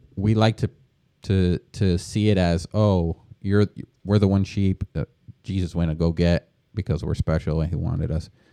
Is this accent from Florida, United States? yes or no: yes; Deltona, Florida, United States; also born or lived in New Jersey; now in Orlando, United States; I'm originally from New Jersey, born, uh, and, uh, came down to Florida when I was, like, eight years old.